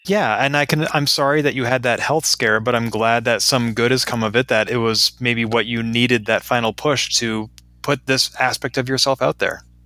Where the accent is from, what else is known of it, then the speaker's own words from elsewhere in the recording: Boston, Massachusetts, United States; Boston, my hometown